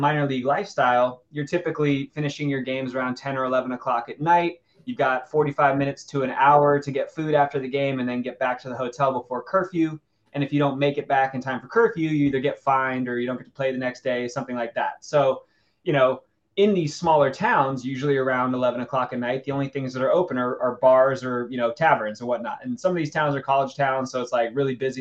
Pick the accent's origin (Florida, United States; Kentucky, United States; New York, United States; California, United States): California, United States; Los Angeles; I'm obviously from Los Angeles